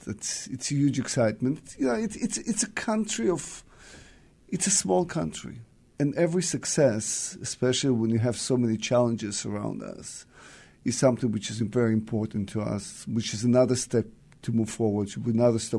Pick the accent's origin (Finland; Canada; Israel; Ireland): Israel; Central District; moved away as an adult; also born or lived in Soviet Union / Tel Aviv / Jerusalem; now in Seattle, United States; I was born in the Soviet Union and moved to Israel in the seventies